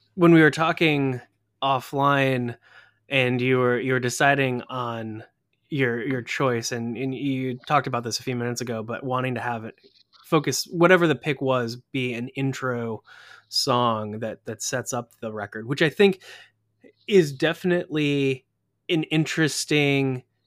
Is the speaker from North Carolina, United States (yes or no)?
yes; Durham, North Carolina, United States; we're both from Durham, except I'm from the one in North Carolina